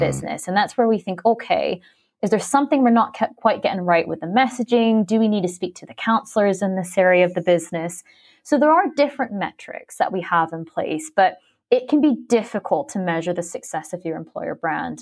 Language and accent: English; Philippines; also born or lived in Canada; now in London, United Kingdom; I was born in Canada, but I'm actually half Filipino, and I spent well over a decade growing up in the Philippines on a very small island